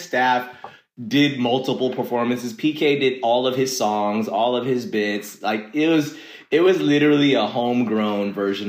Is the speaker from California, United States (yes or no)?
yes; Los Angeles, California, United States; like I grew up out here, LA native, to be specific. My childhood, I spent most of it in growing up in the San Fernando Valley in Northridge. And, you know, I went to UCI for college, but like pretty much all around LA.